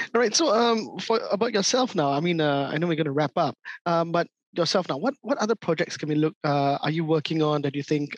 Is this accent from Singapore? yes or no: yes; Singapore; growing up in Singapore and Southeast Asia